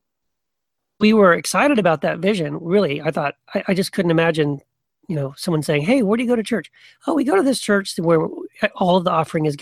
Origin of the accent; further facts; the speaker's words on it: Texas, United States; I was raised in Texas